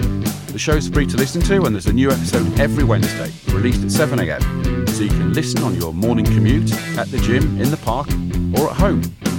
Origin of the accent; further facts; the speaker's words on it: Leeds, Yorkshire and the Humber, United Kingdom; And it's my hometown.